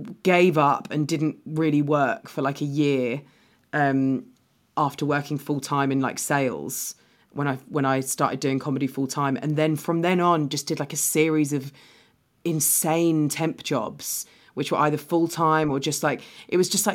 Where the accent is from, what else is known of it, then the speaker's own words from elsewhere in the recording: London, United Kingdom; because I'm from London, but I come across, like, I mean, I grew up on benefits